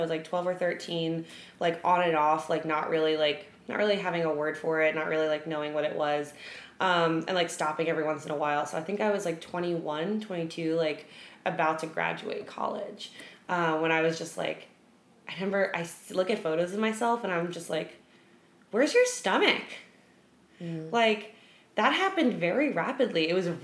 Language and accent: English; New York City, New York, United States; my whole family's like big baseball people because we're from the Bronx